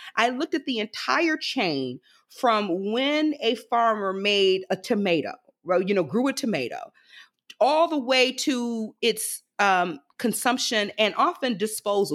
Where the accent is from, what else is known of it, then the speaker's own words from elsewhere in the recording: Prichard, Alabama, United States; I am actually from Pritchard, Alabama, which is a small bedroom community that borders, uh, Mobile, Alabama, right on the Gulf Coast.